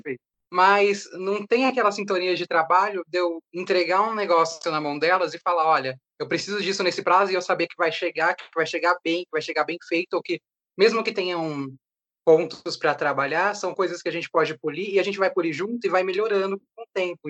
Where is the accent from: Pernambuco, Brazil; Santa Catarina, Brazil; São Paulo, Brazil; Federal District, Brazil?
São Paulo, Brazil; nós dois somos de Perus